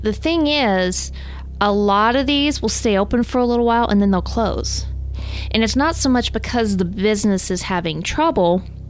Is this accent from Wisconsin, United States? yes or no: no; Texas, United States; I'm from Texas